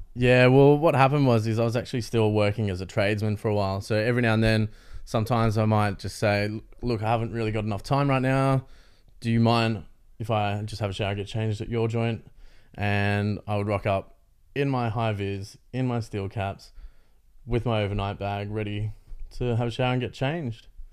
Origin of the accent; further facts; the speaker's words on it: Canberra, Australian Capital Territory, Australia; moved away; also born or lived in Melbourne; I grew up in Canberra